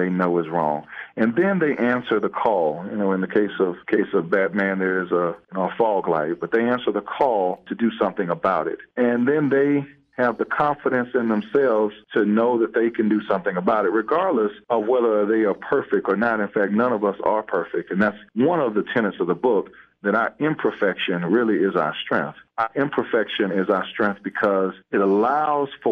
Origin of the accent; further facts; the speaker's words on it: South DeKalb, Georgia, United States; I grew up in South DeKalb